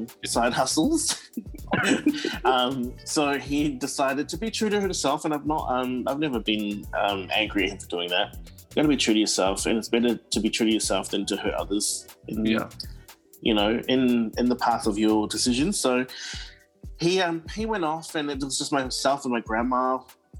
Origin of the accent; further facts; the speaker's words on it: Auckland, New Zealand; now in Melbourne, Australia; I was born and bred in Auckland, New Zealand, in East Auckland. I grew up in Howick, in Pakuranga area